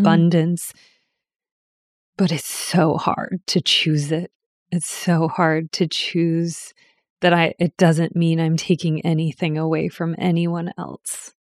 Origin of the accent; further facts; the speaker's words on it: New Hampshire, United States; I was born in New Hampshire